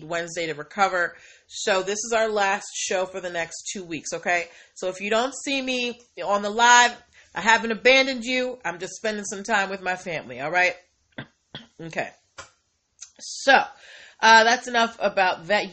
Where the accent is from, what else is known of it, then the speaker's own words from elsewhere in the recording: Boston, Massachusetts, United States; now in Maryland, United States; I grew up in Boston